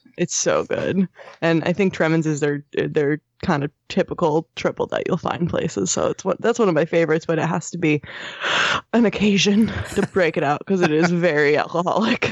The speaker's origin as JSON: {"language": "English", "region": "Southern New Jersey", "country": "United States", "tie": "born or raised there", "said": "when I was growing up in Southern New Jersey"}